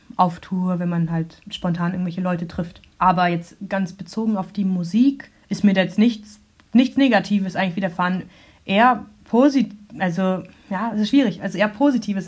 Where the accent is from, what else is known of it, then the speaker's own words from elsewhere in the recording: Rotenburg, Lower Saxony, Germany; also born or lived in Munich; now in Freiburg, Germany; bin in München geboren und danach als sehr kleines Kind nach Rothenburg an der Wimme gezogen, wo ich aufgewachsen bin. Das ist bei Bremen.